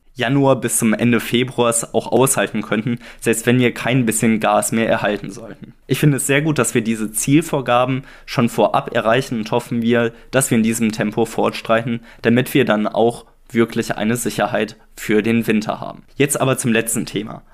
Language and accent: German; Germany; für uns als Deutsche